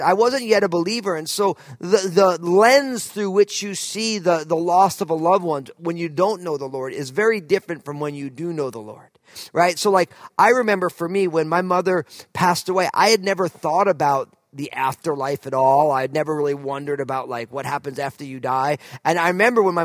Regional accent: outside of New York, New Jersey, United States; moved away as an adult; also born or lived in California; now in Pacific Northwest, United States; I grew up outside of New York

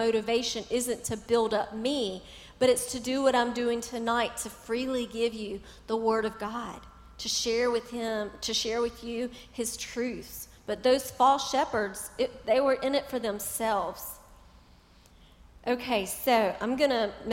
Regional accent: Charlotte, North Carolina, United States; I grew up in Charlotte, close to PTL

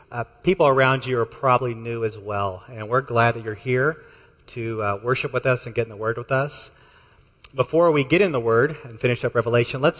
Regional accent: Texas, United States; I'm from Texas, and so is Sam. Um, I got the y'alls out of me many years ago

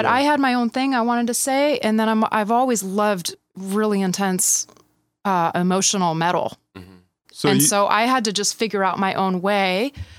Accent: Midland, Michigan, United States; now in California, United States; It was intense a bit. It's a small town.

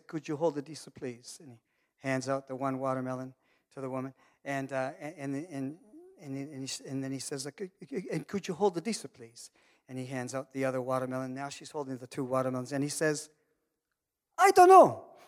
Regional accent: Canada; I'm Canadian and I'm from Muckatoo

